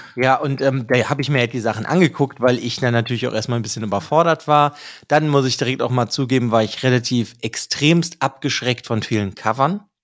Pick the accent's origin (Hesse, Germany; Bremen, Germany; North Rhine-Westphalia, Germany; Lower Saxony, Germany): North Rhine-Westphalia, Germany; Bonn; wir als Bonner